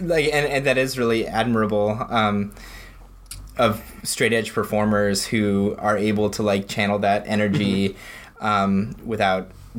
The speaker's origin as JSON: {"language": "English", "area": "a suburb of Denver", "region": "Colorado", "country": "United States", "tie": "born or raised there", "said": "I grew up in a suburb of Denver."}